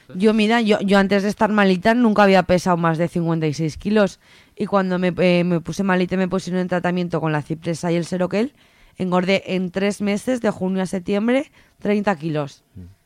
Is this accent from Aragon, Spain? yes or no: yes; Teruel, Aragon, Spain; moved away as an adult; now in Zaragoza, Spain; yo, vivía en Teruel, eh, yo soy de Teruel y me vine a estudiar aquí a Zaragoza